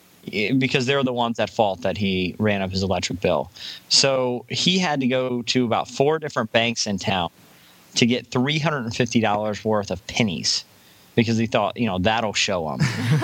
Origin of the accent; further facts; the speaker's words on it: Virginia, United States; moved away; this one is actually from my hometown newspaper. the Virginian pilot.